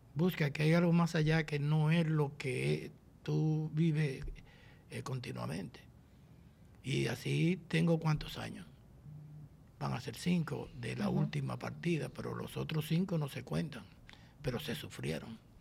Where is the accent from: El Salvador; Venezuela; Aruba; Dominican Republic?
Dominican Republic; San José de Ocoa; born or raised there